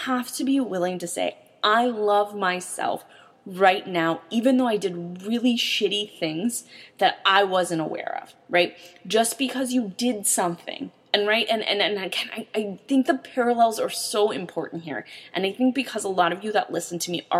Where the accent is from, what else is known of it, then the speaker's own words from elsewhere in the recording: St. Louis, Missouri, United States; I'm from St. Louis